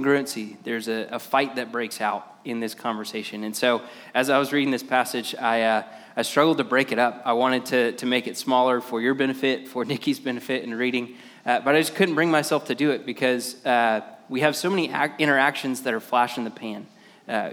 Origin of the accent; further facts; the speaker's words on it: Lakeland, Florida, United States; now in Ocala, United States; I'm from Ocala, but I grew up in Lakeland